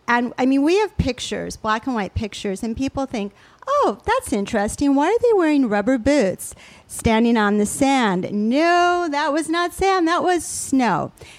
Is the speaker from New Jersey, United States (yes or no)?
no; Toledo, Ohio, United States; also born or lived in Geneva, Switzerland; So even though I grew up in Toledo, Ohio, and Geneva, Switzerland, that's probably a whole nother podcast.